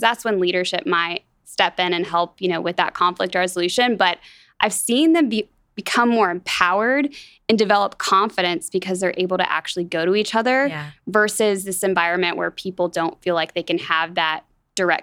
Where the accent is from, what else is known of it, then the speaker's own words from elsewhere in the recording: Atlanta, Georgia, United States; moved away as an adult; now in Wichita, United States; I grew up in Atlanta, Georgia